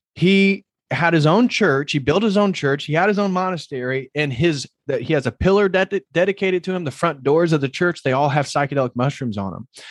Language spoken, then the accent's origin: English; Indiana, United States; moved away as an adult; also born or lived in Berkeley, California; this kid from Midwest Indiana